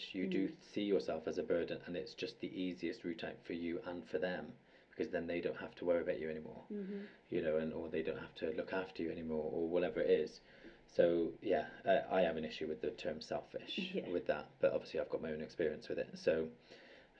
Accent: United Kingdom; as Brits

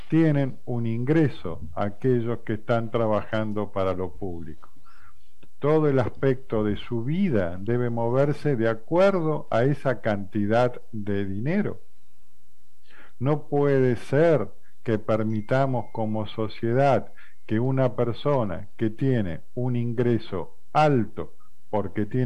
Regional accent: Argentina; Eh, yo soy de Argentina. Argentina ganó algunos mundiales de fútbol.

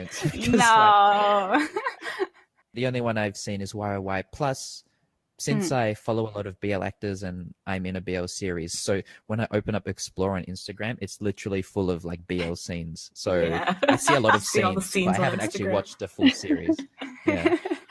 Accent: Australia; now in Thailand; growing up in Australia

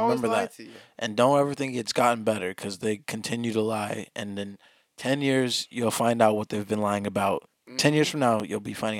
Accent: California, United States; We're from California.

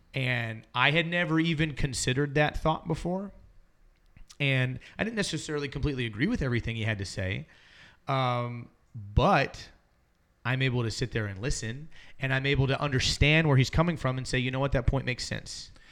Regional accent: Alabama, United States; I was born in Alabama, and so I have family that lives there still.

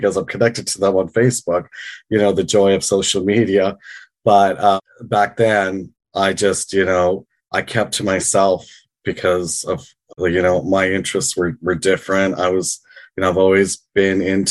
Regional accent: British Columbia, Canada; moved away as an adult; also born or lived in Vancouver / Victoria / London, England; now in Toronto, Canada; I was born and raised in British Columbia, lived in Vancouver, Victoria

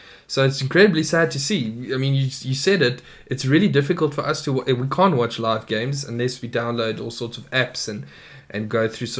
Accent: South Africa; as a South African

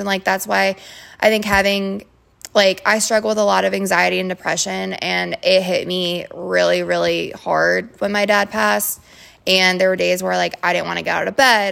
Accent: Twinsburg, Ohio, United States; moved away; also born or lived in Orlando, Florida; I'm from Cleveland, Ohio, Twinsburg to be exact, which is like thirty minutes outside the city

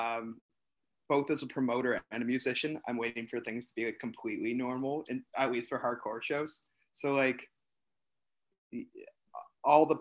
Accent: Toronto, Ontario, Canada; I'm the only one that's actually from like born and raised in Toronto.

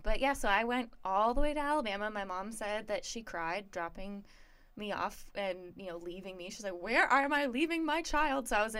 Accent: Barrie, Ontario, Canada; moved away as an adult; now in United States; I'm from the Toronto area. Nice. 40 minutes north of Toronto, a place called Barrie.

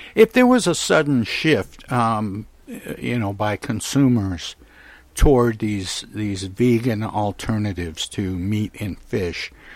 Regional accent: Midwest, United States; I grew up in the Midwest

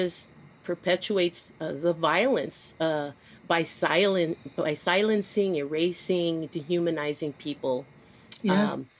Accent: US–Mexico border, United States; growing up here in the U.S. and being born and raised, living on the border as well

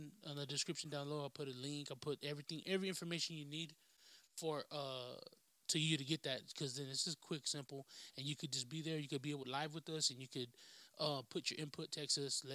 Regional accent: California, United States; moved away; We are from California, but we're not in California

